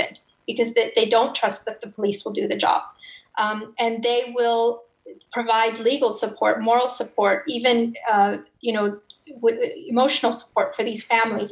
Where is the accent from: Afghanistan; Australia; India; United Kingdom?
Afghanistan; now in Turkey; Afghanistan is on a very, in a really much more urgent and dire situation, which is my home country